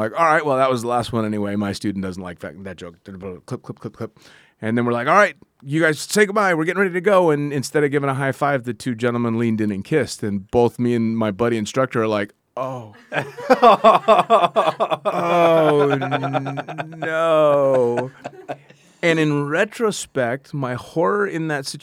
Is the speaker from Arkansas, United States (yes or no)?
no; near San Francisco, California, United States; I was born and raised right near San Francisco.